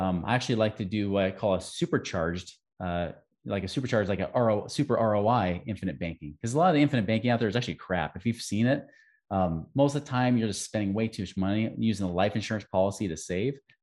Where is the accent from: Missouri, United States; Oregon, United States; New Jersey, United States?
Oregon, United States; I grew up in Oregon